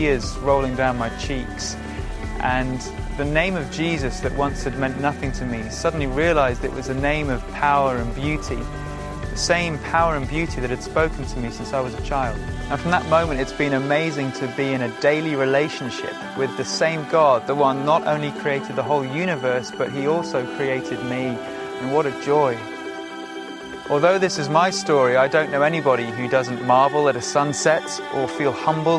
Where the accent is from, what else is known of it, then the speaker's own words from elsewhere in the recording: Shropshire, West Midlands, United Kingdom; I grew up in Shropshire